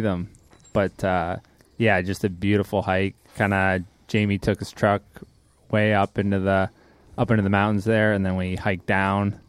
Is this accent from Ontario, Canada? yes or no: yes; Seaforth, Ontario, Canada; I'm from Seaforth